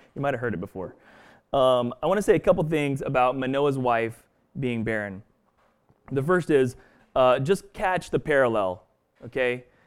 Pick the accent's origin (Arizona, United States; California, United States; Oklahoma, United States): Oklahoma, United States; Stillwater; moved away; also born or lived in Boston; growing up in Stillwater, Oklahoma